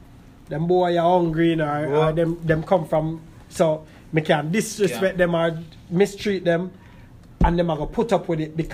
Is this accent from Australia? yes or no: no; Jamaica; now in United States; because we come from Jamaica